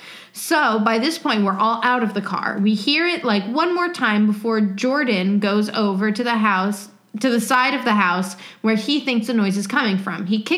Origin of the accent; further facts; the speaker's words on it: Australia; I'm an Australian, but I have family in the States.